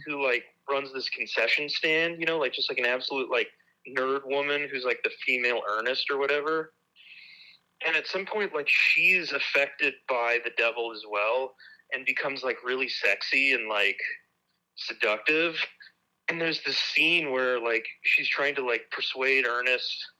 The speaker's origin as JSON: {"language": "English", "region": "Nebraska", "country": "United States", "tie": "born or raised there", "also_born_or_lived": "Seattle / St. Louis / Wisconsin", "moved": "yes", "said": "I grew up um in Nebraska."}